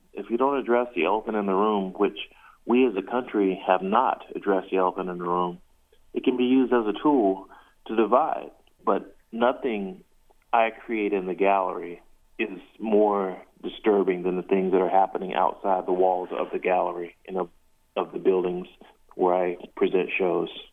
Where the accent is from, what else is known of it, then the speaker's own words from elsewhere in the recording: South Carolina, United States; growing up in the South, I grew up in South Carolina